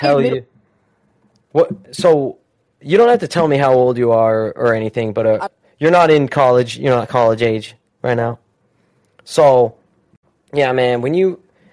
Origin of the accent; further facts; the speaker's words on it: Utah, United States; I grew up in Utah, so the Jazz was our team